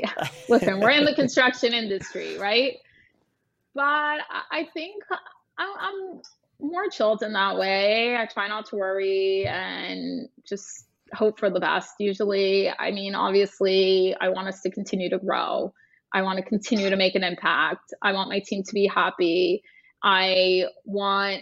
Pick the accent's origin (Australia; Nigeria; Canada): Canada; Toronto, Ontario; moved away as an adult; now in New York, United States; I am from Toronto. I moved to New York and essentially started the firm from scratch here.